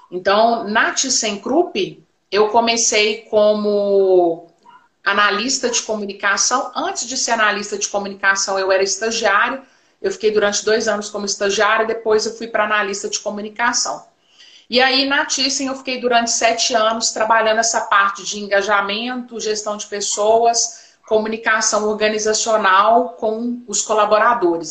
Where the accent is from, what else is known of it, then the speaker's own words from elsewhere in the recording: Belo Horizonte, Minas Gerais, Brazil; eu sou de Belo Horizonte, Minas Gerais, Brasil